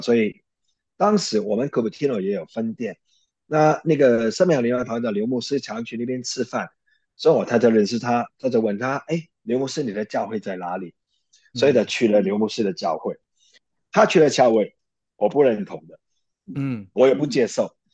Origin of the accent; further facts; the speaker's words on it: Hong Kong; moved away as an adult; also born or lived in Taiwan; now in United States; 我是在香港长大